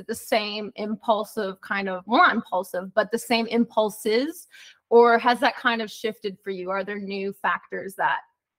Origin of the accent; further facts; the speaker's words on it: Minneapolis, Minnesota, United States; I was born in Minneapolis, Minnesota.